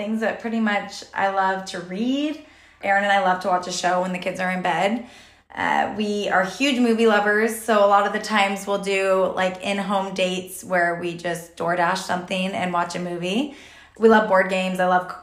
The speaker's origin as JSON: {"language": "English", "region": "Texas", "country": "United States", "tie": "born or raised there", "also_born_or_lived": "Utah / Modesto, California / San Jose, California / Rocklin, California", "moved": "yes", "lives_now": "Roseville, United States", "said": "originally I'm from Texas"}